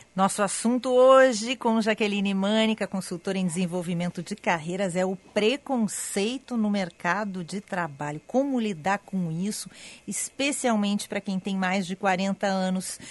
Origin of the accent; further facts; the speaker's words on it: Porto Alegre, Rio Grande do Sul, Brazil; accent: super gaúcho, porto-alegrês; also born or lived in São Paulo; com sotaque super gaúcho que eu tenho, que é muito forte, eu sei que o meu sotaque é bem porto-alegrês